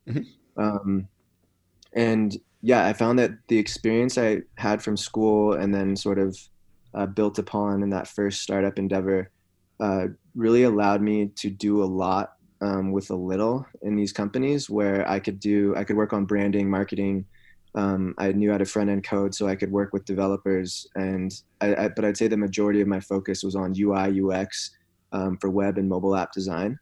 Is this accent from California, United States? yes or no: yes; Santa Cruz, California, United States; I grew up in a town in California called Santa Cruz